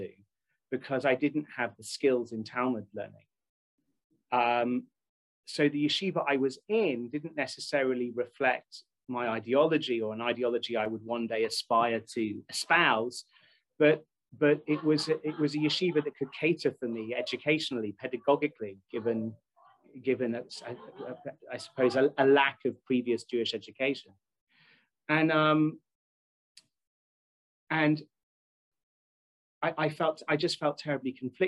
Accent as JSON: {"language": "English", "country": "United Kingdom", "said": "I'm British"}